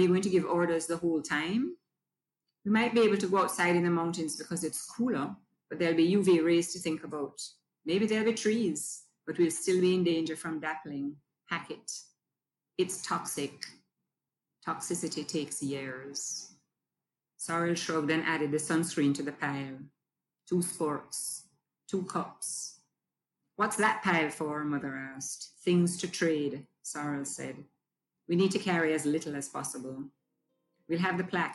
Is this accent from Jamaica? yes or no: yes; Jamaica; I'm Jamaican. I was born here, spent all of my life here except for 2 years away at school.